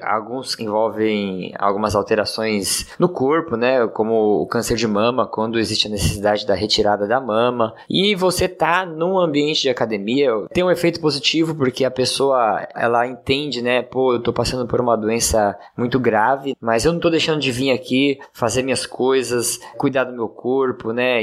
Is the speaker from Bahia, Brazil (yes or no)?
no; Praia Grande, São Paulo, Brazil; sou aqui de Praia Grande, São Paulo